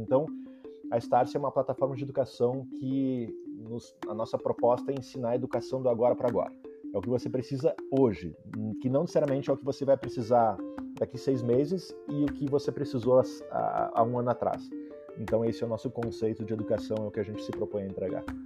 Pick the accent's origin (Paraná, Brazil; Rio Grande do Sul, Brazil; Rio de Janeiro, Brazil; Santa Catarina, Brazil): Rio Grande do Sul, Brazil; Vacaria; moved away as an adult; also born or lived in Porto Alegre / Silicon Valley; eu sou natural de Vacaria, interior do Rio Grande do Sul, morei 16 anos.